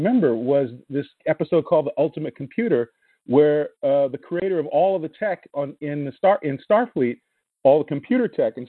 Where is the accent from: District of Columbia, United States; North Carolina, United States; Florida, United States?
District of Columbia, United States; Washington; I grew up a lot of different places. I mean, mostly Washington, D.C., I guess. But we traveled a lot.